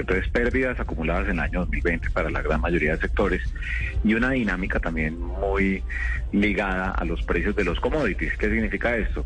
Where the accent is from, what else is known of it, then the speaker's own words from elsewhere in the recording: Bogotá, Colombia; Yo soy de Bogotá con espíritu bayuno